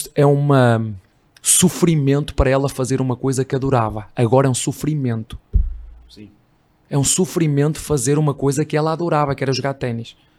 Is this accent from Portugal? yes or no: yes; Portugal; moved away as an adult; now in Brazil; Eu não sou brasileiro, sou português